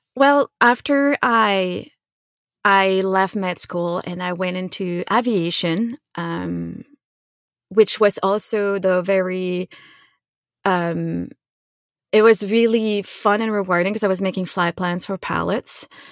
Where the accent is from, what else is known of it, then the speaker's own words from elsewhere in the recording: Quebec, Canada; I grew up in Quebec, in Canada